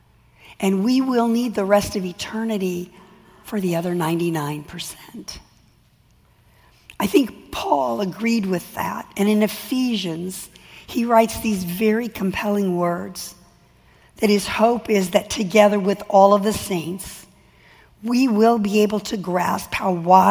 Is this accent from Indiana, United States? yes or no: no; California, United States; I'm from California